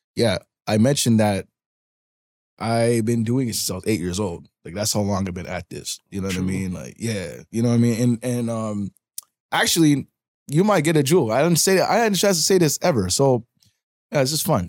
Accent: Toronto, Ontario, Canada; I'm originally from Parkdale. Like my hospital I was born in was St. Joe's, St. Joseph Hospital

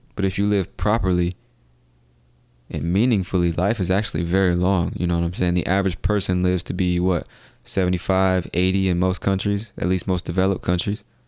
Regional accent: United States; I come from America, the land of opportunity

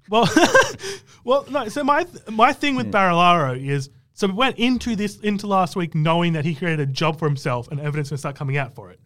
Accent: Canberra, Australian Capital Territory, Australia; I'm from Canberra

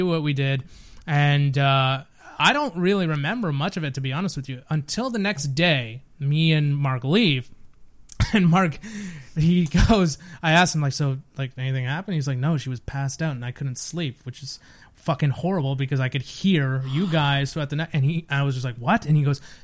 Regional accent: Bedford, Nova Scotia, Canada; I grew up in Bedford, Nova Scotia

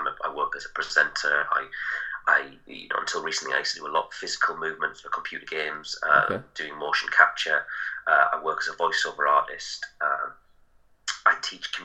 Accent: Middlesbrough, North East England, United Kingdom; it's my hometown

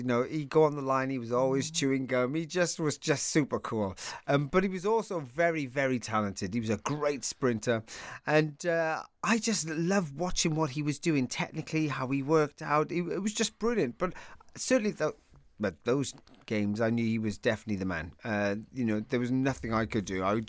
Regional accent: Wales, United Kingdom; I always used to think that people should know that I'm Welsh more than I'm English, because they would always presume I was English.

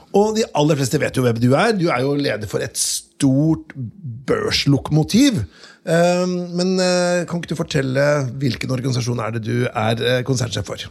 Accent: Notodden, Telemark, Norway; jeg vokste jo opp på Notodden

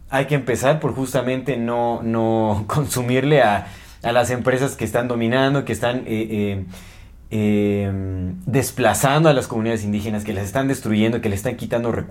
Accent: Mexico; somos mexicanos

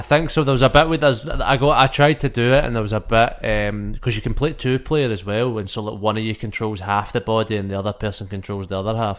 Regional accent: Scotland, United Kingdom; I'm Scottish

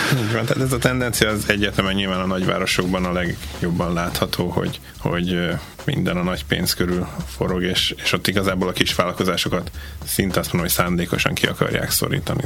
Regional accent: Hungary; now in Adelaide, Australia; magyarok vagyunk

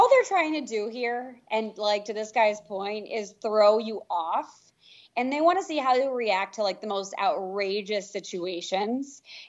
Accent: New York City, New York, United States; because I can be a little bit rigid because I'm from New York City.

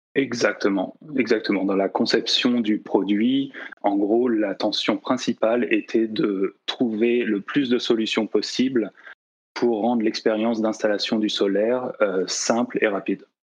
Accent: La Rochelle, Nouvelle-Aquitaine, France; also born or lived in Nantes; je, suis français, hein, j'ai grandi euh, sur la côte ouest aussi, à La Rochelle

